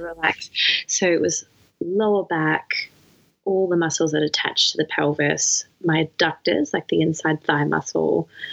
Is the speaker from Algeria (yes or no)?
no; Melbourne, Victoria, Australia; moved away as an adult; also born or lived in New South Wales; I just moved back to my hometown